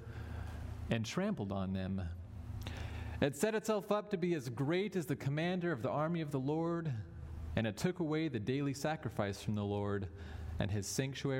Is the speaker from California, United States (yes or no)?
yes; Los Angeles, California, United States; moved away as an adult; now in West Michigan, United States; I'm originally from Los Angeles, so I'm a bit far from home here in West Michigan, but I have lived here for about 7-8 years now